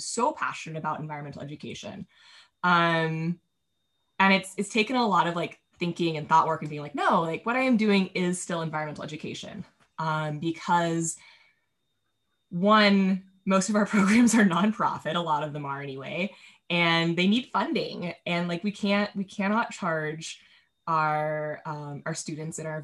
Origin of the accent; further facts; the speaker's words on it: Carlsbad, California, United States; also born or lived in Prescott, Arizona; I ended up at Legoland, California, in my hometown